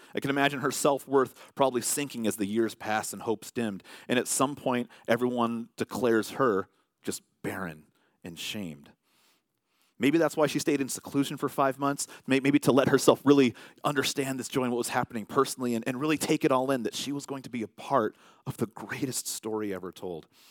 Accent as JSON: {"language": "English", "region": "California", "country": "United States", "said": "I'm from California"}